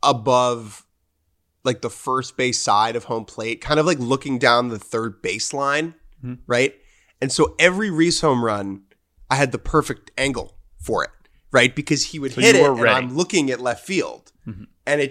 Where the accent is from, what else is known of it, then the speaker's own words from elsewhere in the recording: Dominican Republic; English is a second language; I'm from the Dominican. We play a lot of baseball in the backyard. From where I'm from, we play too much baseball.